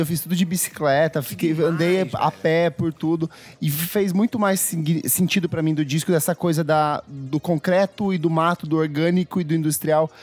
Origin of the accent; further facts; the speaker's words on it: South Region, Brazil; eu sou do Sul